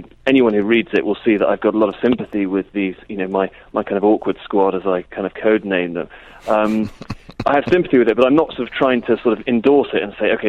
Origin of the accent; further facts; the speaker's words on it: United Kingdom; Yeah, I think it probably is.